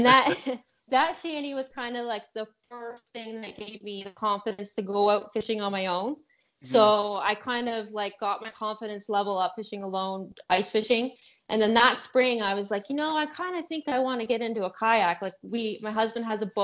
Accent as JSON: {"language": "English", "region": "Ontario", "country": "Canada", "said": "I'm from Canada, Ontario, Canada"}